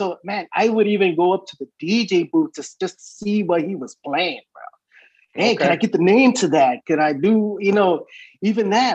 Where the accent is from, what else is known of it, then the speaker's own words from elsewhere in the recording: San Diego, California, United States; also born or lived in Tijuana, Mexico; I was brought over here in a very young age. Very young. I started my elementary here in San Diego.